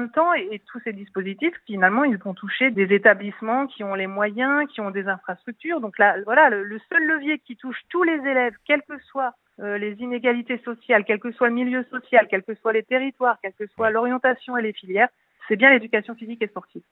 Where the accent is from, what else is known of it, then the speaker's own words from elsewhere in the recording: Nord-Pas-de-Calais, Hauts-de-France, France; je suis du Nord-Pas-de-Calais